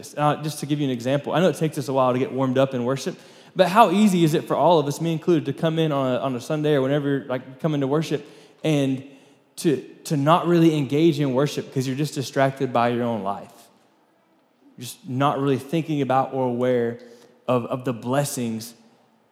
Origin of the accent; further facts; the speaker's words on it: Florida, United States; moved away as an adult; now in Lubbock, United States; we grew up in Florida